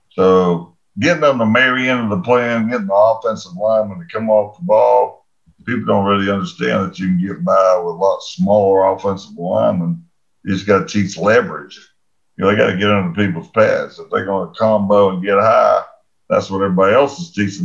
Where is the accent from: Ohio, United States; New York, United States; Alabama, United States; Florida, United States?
Alabama, United States; Huntsville; was from Huntsville